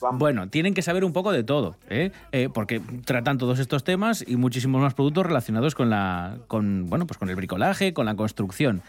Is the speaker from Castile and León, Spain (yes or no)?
no; Avilés, Asturias, Spain; yo que soy de Avilés